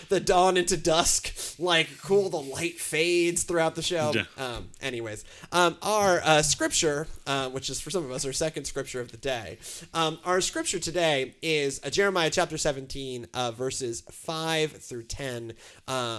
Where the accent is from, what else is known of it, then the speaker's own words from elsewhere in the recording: Houston, Texas, United States; I'm from Houston.